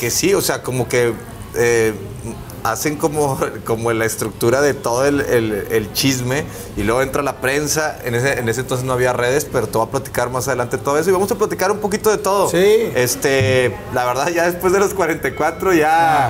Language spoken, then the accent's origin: Spanish; Monterrey, Nuevo León, Mexico; also born or lived in Mexico City; yo salí del Big Brother, otro regio, mamadillo, este, igual que el pato, güerillo